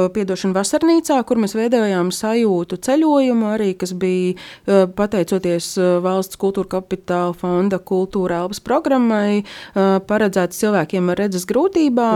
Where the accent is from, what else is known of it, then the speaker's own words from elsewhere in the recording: Līvāni, Latgale, Latvia; es esmu pati no Līvāniem un uh, nedaudz runāju latgaliešu valodā